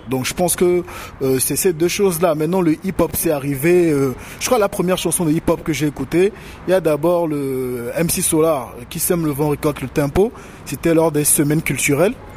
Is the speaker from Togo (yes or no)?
yes; Togo; moved away as an adult; also born or lived in Cotonou, Benin; j'ai quitté le Togo pour le Bénin pour avoir de meilleures conditions d'études